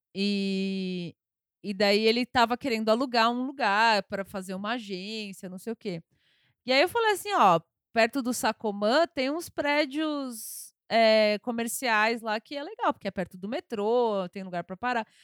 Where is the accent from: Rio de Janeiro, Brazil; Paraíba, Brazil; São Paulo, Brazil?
São Paulo, Brazil; eu sou paulistana, eu nasci, aqui, inclusive nasci na Avenida Paulista